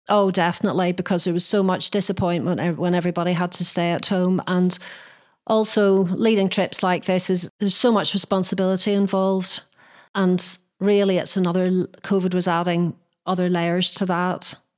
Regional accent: Northern Ireland, United Kingdom; moved away; I was brought up in Northern Ireland in the Troubles

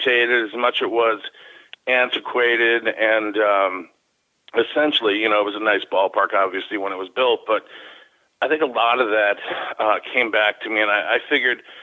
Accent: Chicago, Illinois, United States; now in Milwaukee, United States; Growing up in Chicago and my first time seeing Wrigley Field and then moving up to the Milwaukee area

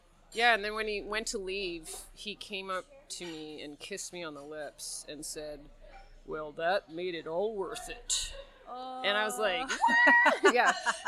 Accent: Victoria, British Columbia, Canada; moved away; So I'm from Victoria, but I moved over here in 95. Yeah, a long time ago.

